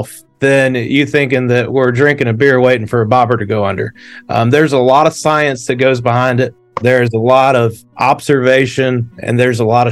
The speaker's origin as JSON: {"language": "English", "town": "Gaffney", "region": "South Carolina", "country": "United States", "tie": "born or raised there", "said": "I'm from Gaffney, South Carolina, a small town in the upstate of South Carolina that is probably about halfway between Greenville and Charlotte. So the closest lakes to me growing up were always Lake Wylie and Lake Norman."}